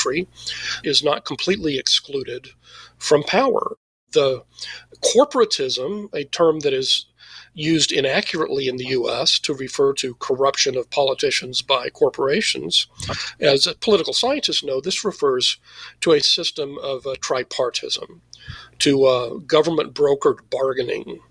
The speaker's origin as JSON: {"language": "English", "region": "Texas", "country": "United States", "said": "I'm from Texas"}